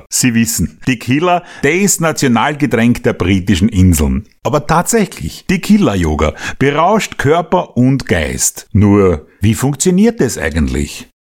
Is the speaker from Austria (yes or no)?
yes; Austria; Bei uns in Österreich genießt die Verbindung zwischen seltsamen Verrenkungen und Alkoholkonsum ja seit den 70er Jahren des vergangenen Jahrhunderts größte Beliebtheit.